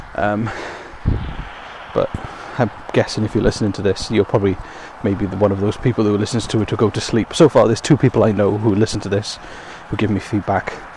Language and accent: English; Wales, United Kingdom; I come from Wales